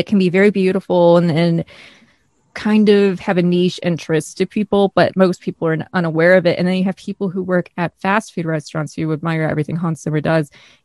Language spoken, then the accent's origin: English; Midwest, United States; accent: northern state / Midwestern; I'm American, like from a northern state, to come off a little bit rough how I speak